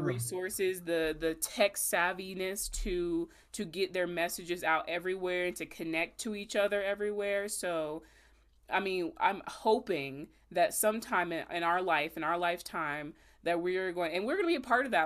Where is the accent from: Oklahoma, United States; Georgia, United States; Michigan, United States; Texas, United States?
Georgia, United States; Augusta; I'm from Augusta